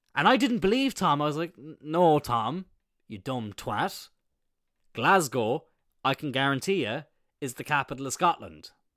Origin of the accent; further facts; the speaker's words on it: Ireland; I'm from Ireland